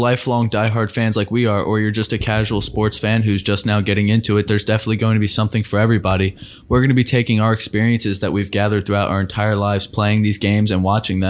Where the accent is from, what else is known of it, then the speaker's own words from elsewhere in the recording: Baltimore, Maryland, United States; moved away; I am from Baltimore, Maryland myself. I grew up playing baseball and basketball all of my life.